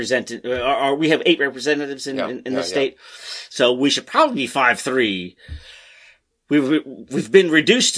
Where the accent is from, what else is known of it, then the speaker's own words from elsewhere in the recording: Maryland, United States; my home state of Maryland?